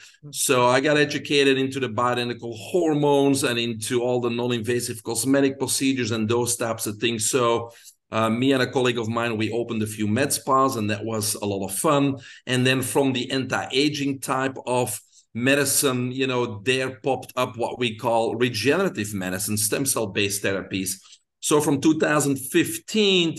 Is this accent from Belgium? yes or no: yes; Belgium; moved away as an adult; now in United States; I grew up in Belgium. People can hear my accent, so that's where it's from.